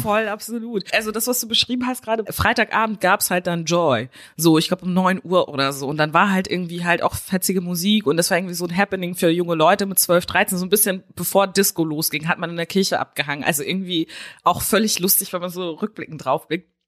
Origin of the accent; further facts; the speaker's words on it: West Germany, Germany; ich bin halt in Westdeutschland aufgewachsen